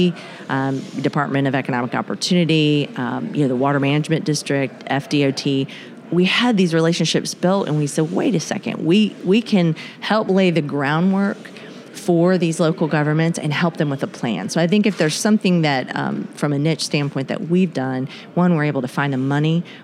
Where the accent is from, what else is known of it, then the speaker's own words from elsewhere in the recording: North Florida, United States; we're all from North Florida, so you know we speak the same language and probably have the same accent.